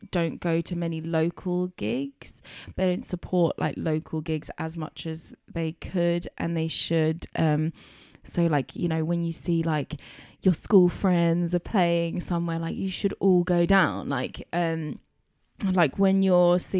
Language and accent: English; Chelmsford, East of England, United Kingdom; growing up in Chelmsford